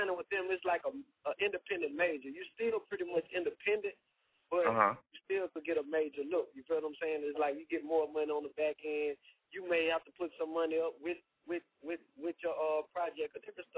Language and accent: English; Louisiana, United States; I'm from Louisiana, man, right here in the bottom.